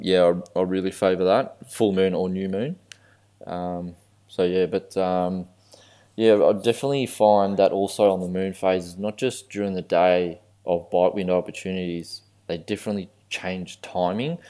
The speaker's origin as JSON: {"language": "English", "country": "Australia", "tie": "born or raised there", "said": "I'm Australian born"}